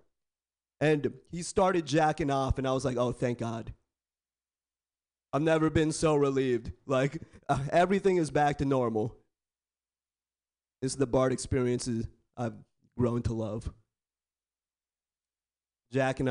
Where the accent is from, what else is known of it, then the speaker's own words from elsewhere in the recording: Bay Area, California, United States; I was born and raised in the Bay Area. Born and raised